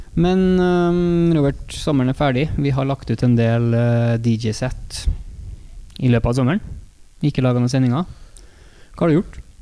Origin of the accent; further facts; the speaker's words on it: Trøndelag, Norway; vi er trøndere